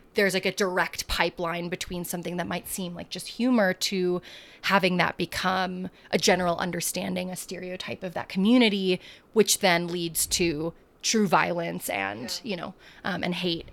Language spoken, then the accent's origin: English; United States; I'm not an immigrant. I was born here